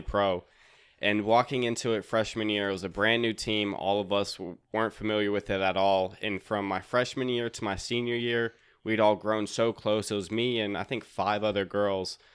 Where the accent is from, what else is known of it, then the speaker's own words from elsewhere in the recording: Raleigh, North Carolina, United States; I'm from Raleigh, North Carolina.